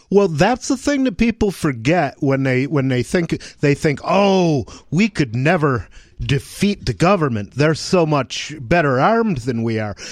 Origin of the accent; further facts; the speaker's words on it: Michigan, United States; moved away; I grew up in Michigan